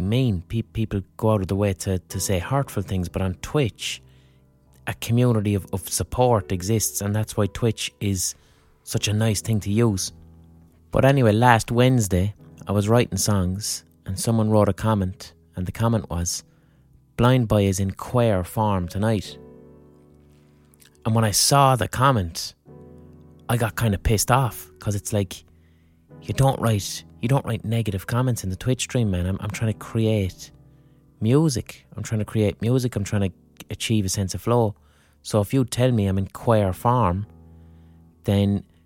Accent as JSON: {"language": "English", "town": "Limerick", "region": "Munster", "country": "Ireland", "tie": "born or raised there", "said": "growing up in Limerick"}